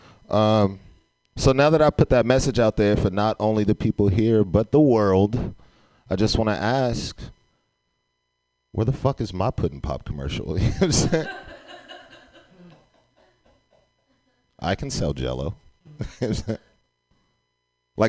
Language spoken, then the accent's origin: English; San Francisco, California, United States; I grew up in San Francisco.